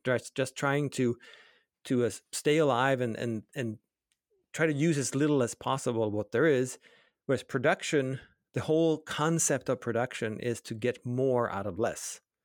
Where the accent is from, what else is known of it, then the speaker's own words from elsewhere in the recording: Sweden; I grew up in Sweden